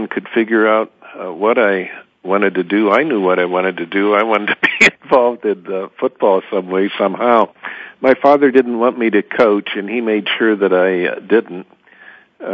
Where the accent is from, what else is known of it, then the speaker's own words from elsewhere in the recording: Shaker Heights, Ohio, United States; also born or lived in Massillon, Ohio / Columbus, Ohio / Upper Arlington, Ohio / Lake Bluff, Illinois; now in Cincinnati, United States; When I think of my hometown, I think of Shaker Heights, Cleveland suburb, as my hometown. That's where I went to high school